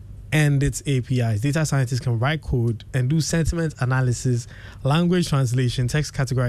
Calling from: Ghana; probably checked my IP, know that I'm coming from Ghana

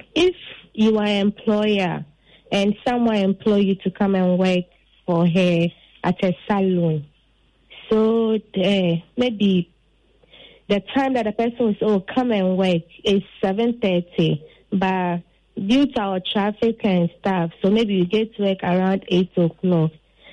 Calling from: Butre, Western Region, Ghana; I'm calling from Butre.

